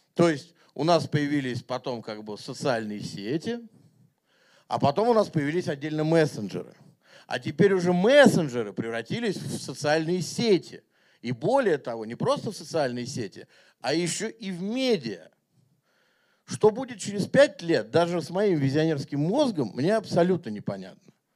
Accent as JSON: {"language": "Russian", "region": "Moscow", "country": "Russia", "tie": "born or raised there", "said": "я как бы вырос и родился в Москве"}